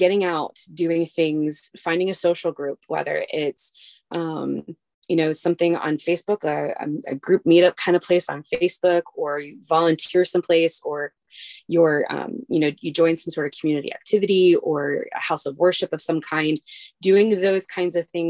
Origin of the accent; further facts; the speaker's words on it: Midwest, United States; now in Alaska, United States; I'm from the Midwest